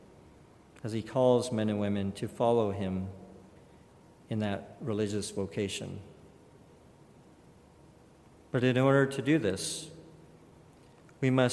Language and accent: English; Kellogg, Idaho, United States; growing up in St. Rita's Catholic Church in Kellogg, Idaho, a very, very small town